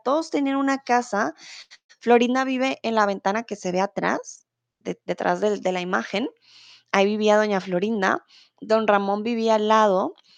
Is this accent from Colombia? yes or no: yes; Colombia; also born or lived in Mexico; now in Germany; soy de Colombia, comúnmente vivo en Alemania, pero ahora estoy en el hermoso México